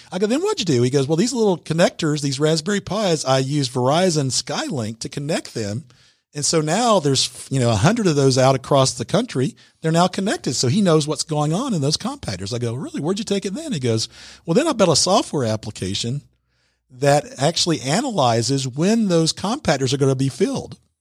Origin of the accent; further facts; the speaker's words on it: Atlanta, Georgia, United States; I'm actually from the Atlanta area